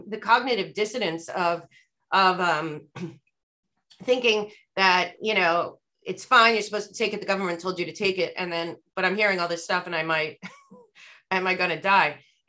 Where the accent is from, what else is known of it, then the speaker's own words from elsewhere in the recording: United States; we're all American